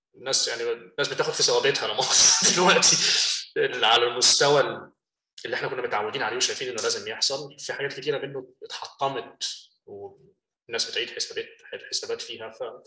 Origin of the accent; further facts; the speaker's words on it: Egypt; moved away as an adult; now in United States; احنا من مصر